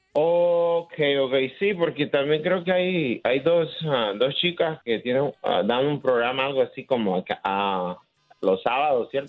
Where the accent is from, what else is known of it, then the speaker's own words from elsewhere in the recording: Honduras; soy hondureño